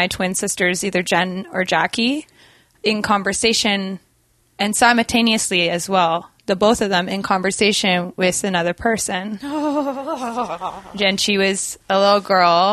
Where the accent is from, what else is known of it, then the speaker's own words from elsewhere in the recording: Durham, North East England, United Kingdom; I was born in England, in Durham, England